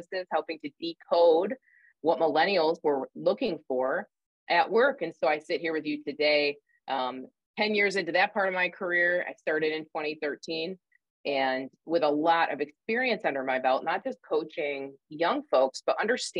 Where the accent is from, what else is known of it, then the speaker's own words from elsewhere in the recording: upstate New York, United States; moved away as an adult; now in Indiana, United States; I'm from upstate New York, actually. You'll probably hear my accent kind of poke through, but I moved to Indiana